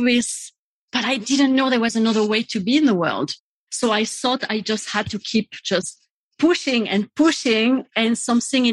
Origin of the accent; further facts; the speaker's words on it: south of France, France; moved away; I grew up in France. And I grew up in the south of France on a farm in the countryside